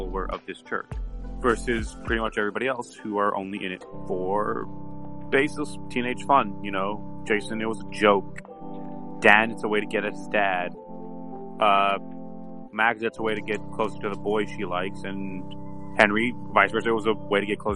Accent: Canada; I'm not American. I'm Canadian

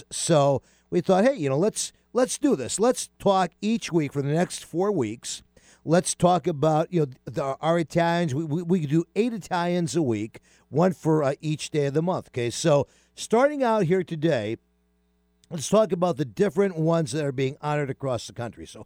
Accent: New York, United States; moved away; I grew up in New York

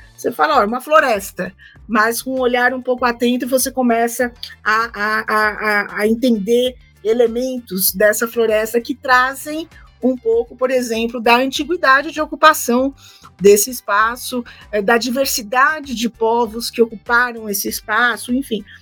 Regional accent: São Paulo, Brazil; sou de São Paulo, capital

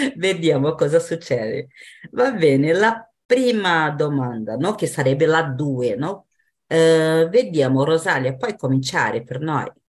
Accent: São Paulo, Brazil; Italian is a second language; now in Praia Grande, Brazil; abito adesso a Praia Grande, però sono nata a São Paulo

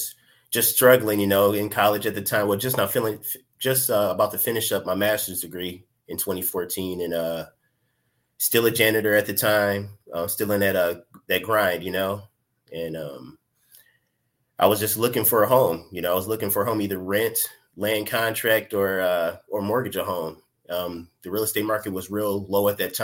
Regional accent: Pontiac, Michigan, United States; also born or lived in Detroit, Michigan; I'm from Pontiac, Michigan. I've been staying in Michigan for my entire life

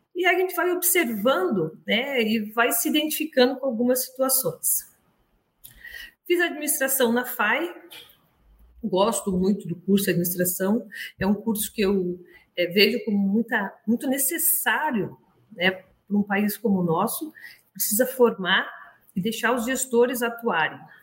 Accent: Brazil; also born or lived in Montpellier, France

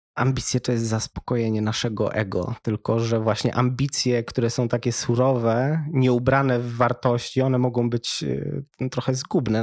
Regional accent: Wrocław, Lower Silesian Voivodeship, Poland; wychowałem się we Wrocławiu

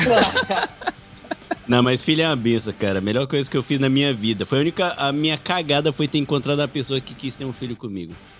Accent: Brasília, Federal District, Brazil; now in Japan; eu sou de Brasília

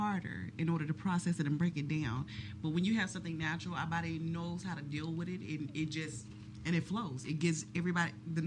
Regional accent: Dallas, Texas, United States; I'm from Oak Cliff

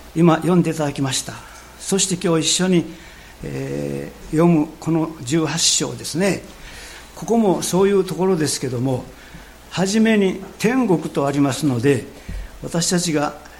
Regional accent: Japan; 私たちの国

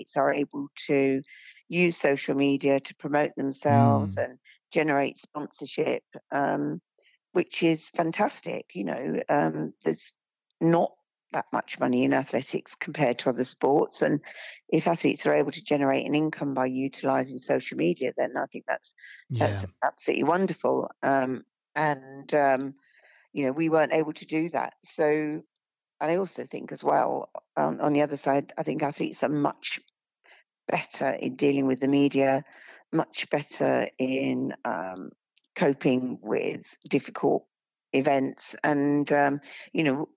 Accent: United Kingdom; I was born and bred in Britain

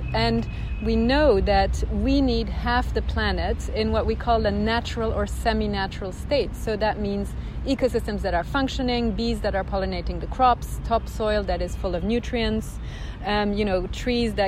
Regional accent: Switzerland; moved away as an adult; also born or lived in United Kingdom / United States; I grew up in Switzerland, and I would say I spend half of my time in the mountains

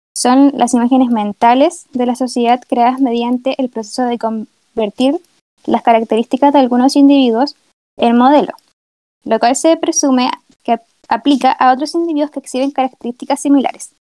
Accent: Sixth Region, O'Higgins, Chile; soy de la sexta región

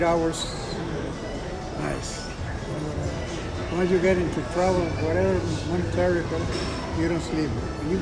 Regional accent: Monterrey, Nuevo León, Mexico; English is a second language; moved away; Soy de Monterrey.

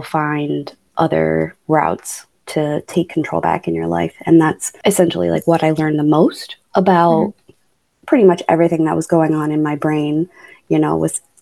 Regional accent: Buffalo, New York, United States; I was born and raised in Buffalo, New York. I stayed there until I was about 18

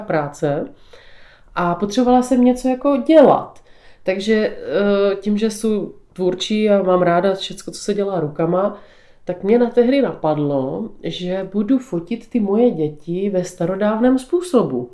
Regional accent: Břeclav, South Moravian Region, Czechia; Tak já žiju na Podluží. Narodila jsem se v Břeclavě v Charvatské Nové Vsi

